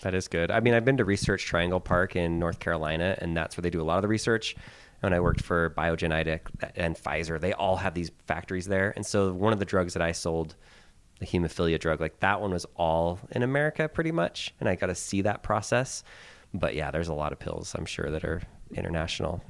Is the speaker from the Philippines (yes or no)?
yes; Philippines; now in United States; I was born in the Philippines. I lived there for many years.